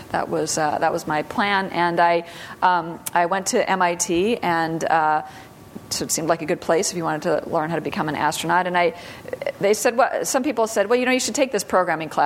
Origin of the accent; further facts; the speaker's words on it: Sioux Falls, South Dakota, United States; moved away; I grew up mostly in South Dakota. So okay. Sioux Falls, South Dakota